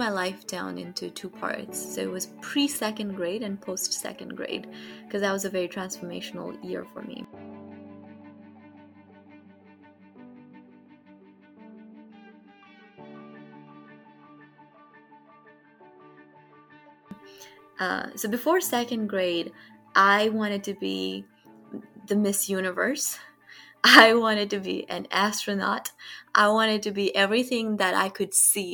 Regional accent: Kathmandu, Bagmati, Nepal; moved away as an adult; now in United States; I was born and raised in Kathmandu, Nepal

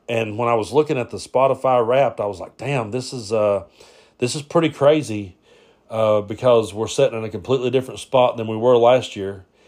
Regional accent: Kentucky, United States; I grew up in Kentucky

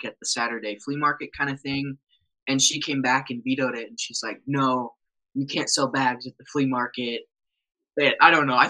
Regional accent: just outside of Denver, Colorado, United States; moved away as an adult; now in Rapid City, United States; I grew up just outside of Denver

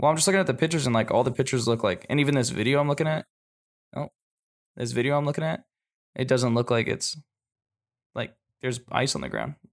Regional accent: Washington, United States; also born or lived in Japan; I grew up I grew up in Washington for a little bit, and like I've been back there driving in the snow, and in Japan I drove in the snow

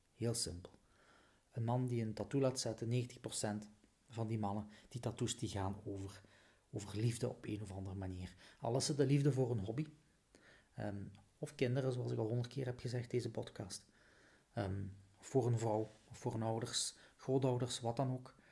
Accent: Flanders, Belgium; Zo zijn we als Vlaming

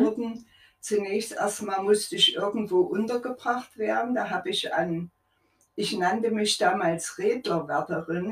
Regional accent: Leipzig, Saxony, Germany; Ich bin in Leipzig geboren, mitten im Krieg

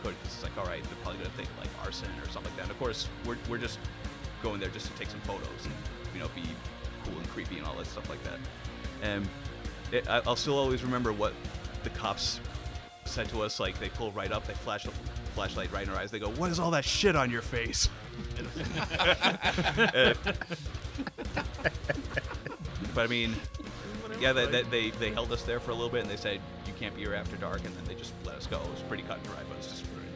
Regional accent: Spencer, Massachusetts, United States; John and I, we grew up in Spencer, which isn't too far from there

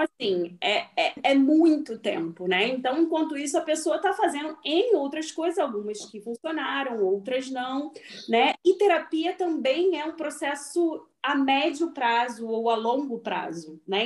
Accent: Rio de Janeiro, Brazil; moved away; eu e a Aline somos do Rio de Janeiro

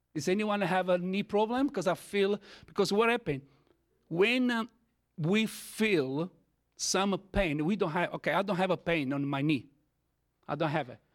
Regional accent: Italy; first language Italian; English is a second language; I am Italian, okay? As my first language is Italian.

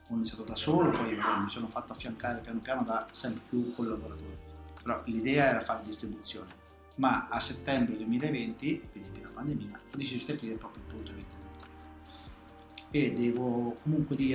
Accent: Pergola, Marche, Italy; accent: Pergola; io sono di Pergola, ecco, originario. Sì. Ancora un accento fortemente pergoloide, così lo

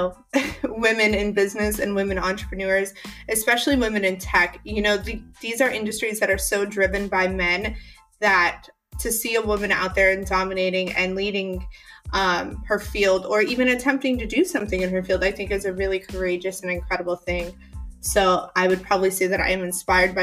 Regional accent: St. Louis, Missouri, United States; also born or lived in Springfield, Missouri; I am originally from the Midwest. I was born in Springfield, Missouri. I don't know if any of you know where that is. But then I moved to St. Louis, and I lived there for a long time.

